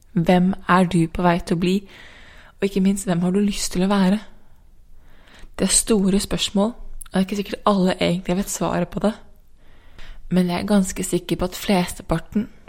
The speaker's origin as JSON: {"language": "Norwegian", "country": "Norway", "tie": "born or raised there", "also_born_or_lived": "San Diego, United States / New York, United States", "moved": "as an adult"}